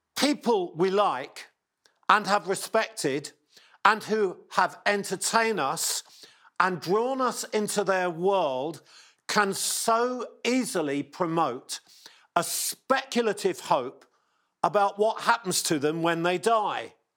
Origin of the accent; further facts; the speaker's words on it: England, United Kingdom; accent: English; my English accent